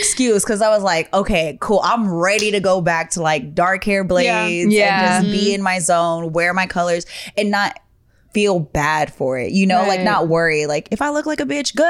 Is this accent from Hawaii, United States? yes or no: yes; Hawaii, United States; moved away; also born or lived in Bay Area, California; I grew up in a very mixed household. Like, Hawaiian style is different than Hawaiian. Hawaiian style is I was speaking like Tagalog and Japanese, Chinese, and had no idea. Like, I'm using these words regularly because that's like local style. Then I moved to the Bay Area